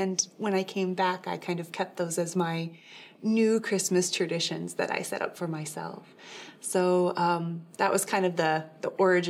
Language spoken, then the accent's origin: English; Yorktown, Indiana, United States; I grew up in Yorktown, Indiana